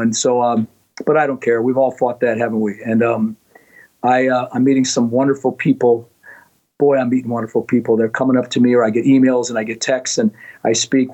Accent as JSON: {"language": "English", "region": "Minnesota", "country": "United States", "tie": "born or raised there", "moved": "as an adult", "lives_now": "Florida, United States", "said": "I'm born and raised in Minnesota"}